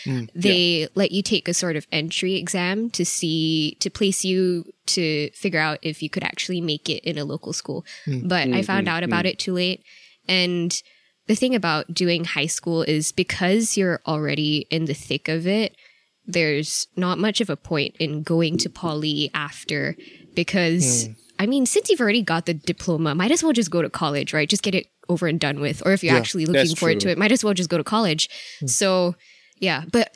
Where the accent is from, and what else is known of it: Nebraska, United States; born there